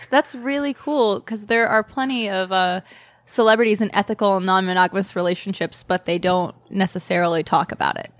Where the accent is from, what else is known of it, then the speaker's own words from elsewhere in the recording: South Carolina, United States; moved away as an adult; also born or lived in New York; now in Los Angeles, United States; I grew up in South Carolina